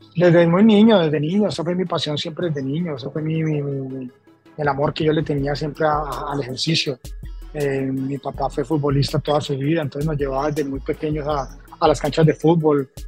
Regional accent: Colombia; moved away as an adult; also born or lived in Los Angeles / New York; now in Miami, United States; primero comencé en mi país, ¿no? En Colombia.

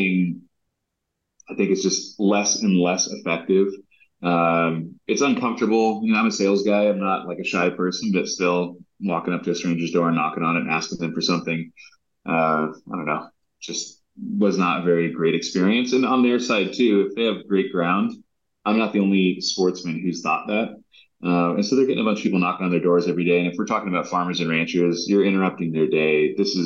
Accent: Southern California, United States; now in Montana, United States; I grew up in Southern California

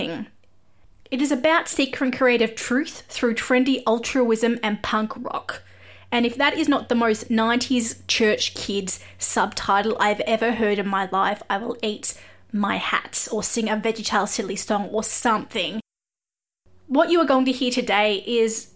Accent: Australia; I am an Aussie music journalist

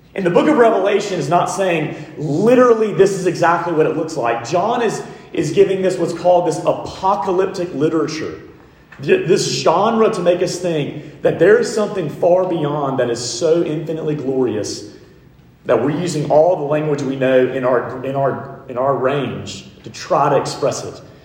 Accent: Montgomery, Alabama, United States; I grew up in Montgomery, Alabama

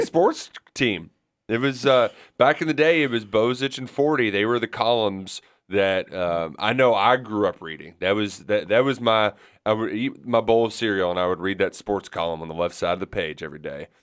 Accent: Kentucky, United States

